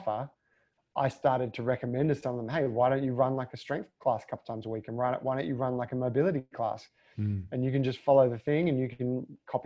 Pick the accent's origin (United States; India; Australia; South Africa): Australia; being Australian